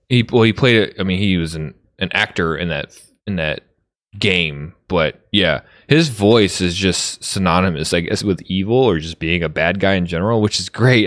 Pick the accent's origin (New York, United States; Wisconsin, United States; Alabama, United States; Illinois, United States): Illinois, United States; outside of Chicago; I grew up right outside of Chicago.